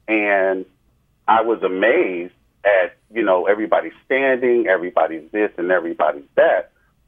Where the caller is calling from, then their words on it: New Jersey, United States; I'm calling from New Jersey.